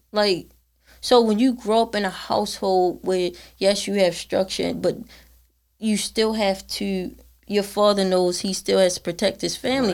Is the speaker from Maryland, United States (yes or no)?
yes; Baltimore, Maryland, United States; I'm born and raised in Baltimore all my life